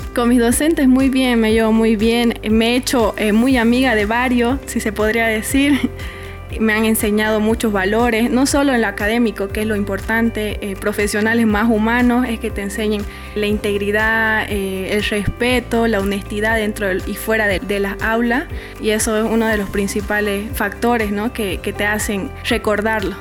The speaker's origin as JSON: {"language": "Spanish", "town": "Villamontes", "region": "Tarija", "country": "Bolivia", "also_born_or_lived": "Santa Cruz, Bolivia", "said": "nací en Santa Cruz, pero vengo de Villamonte"}